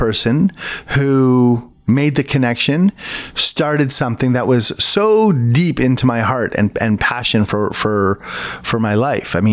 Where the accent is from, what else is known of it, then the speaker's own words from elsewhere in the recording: Toronto, Ontario, Canada; I grew up on the mean streets of North York, which weren't mean at all